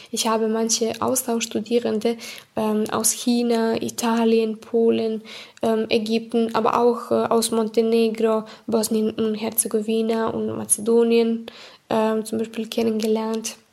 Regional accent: Serbia; German is a second language; Ich komme aus Serbien.

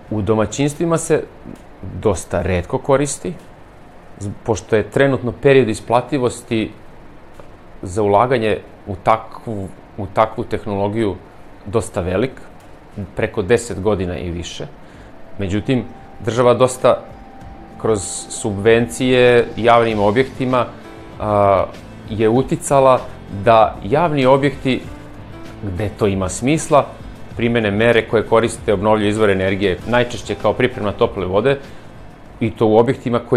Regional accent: Serbia; kod nas u Srbiji

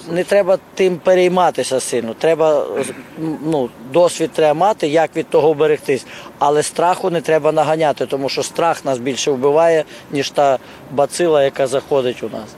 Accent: Ukraine; ми з України

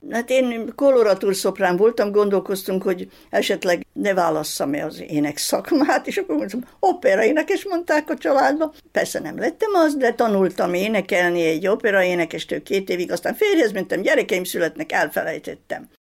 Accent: Vršac, Vojvodina, Serbia; moved away as an adult; also born or lived in Sečanj, Banat; én szülővárosomnak Versecet tartom. Húsz éves koromig végig ott voltam

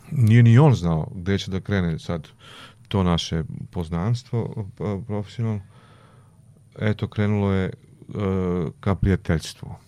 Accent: Vlasotince, Jablanica District, Serbia; moved away; ja sam rekao, sam iz Vlasutinca, on rekao, o, provincijalac.

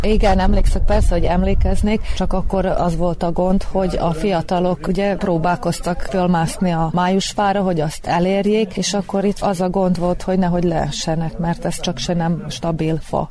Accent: the Part, Vojvodina, Serbia; moved away; én valójában már nem itt lakom a parton, de ide valósi születésű vagyok

